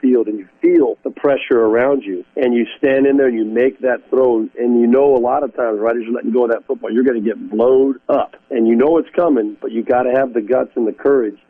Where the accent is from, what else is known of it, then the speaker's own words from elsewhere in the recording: Southern California, United States; the Rams were my hometown team out in Southern California